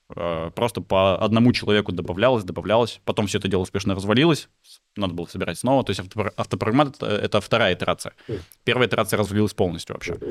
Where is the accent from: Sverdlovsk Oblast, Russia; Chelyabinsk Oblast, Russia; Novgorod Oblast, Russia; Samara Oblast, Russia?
Novgorod Oblast, Russia; Veliky Novgorod; moved away as an adult; now in Moscow, Russia; Я из Великого Новгорода родом.